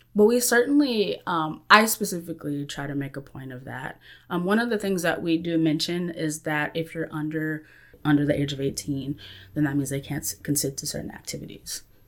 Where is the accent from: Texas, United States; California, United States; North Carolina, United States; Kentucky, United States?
Texas, United States; Central; I am from Central Texas area